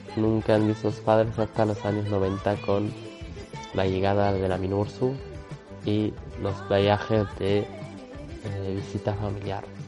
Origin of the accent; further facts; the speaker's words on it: Western Sahara; now in France; nuestro pueblo